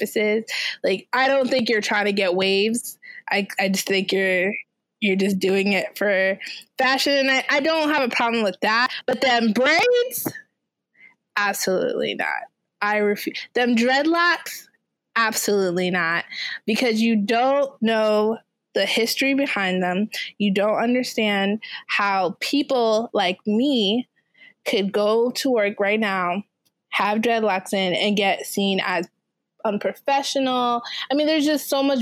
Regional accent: Jamaica; I'm Jamaican

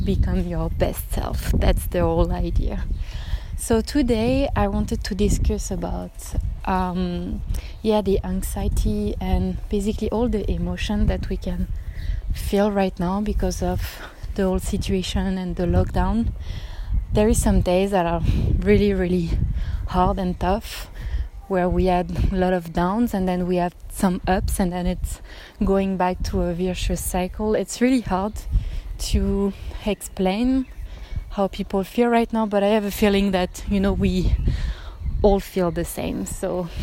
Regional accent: Paris, Île-de-France, France; English is a second language; moved away as an adult; now in Germany; As you can hear, I'm not a native speaker. I'm actually from Paris in France, but I live in Germany for 5 years now.

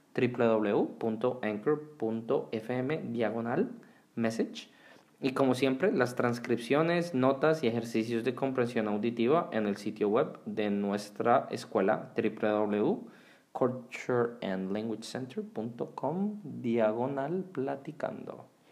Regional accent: Bogotá, Colombia; moved away as an adult; also born or lived in Houston, Texas / North Carolina; Yo nací en Houston, en Texas, de padres colombianos y cuando tenía seis meses, ellos junto con mis tres hermanos regresaron a Bogotá, en Colombia, donde viví por 17 años.

